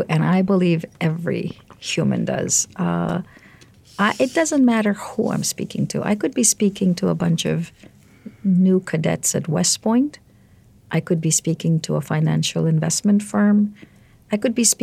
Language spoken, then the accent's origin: English; India; moved away as an adult; now in United States; I grew up in India. I came here when I was 24